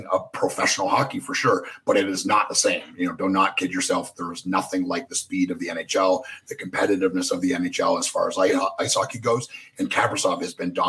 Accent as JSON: {"language": "English", "town": "Nashville", "region": "Tennessee", "country": "United States", "tie": "born or raised there", "said": "my hometown Nashville Predators"}